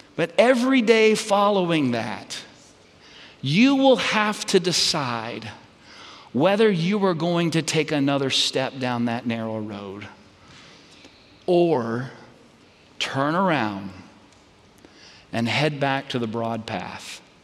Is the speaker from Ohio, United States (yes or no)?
no; Red Oak, Texas, United States; my home hometown where I grew up. It's, it's Red Oak, Texas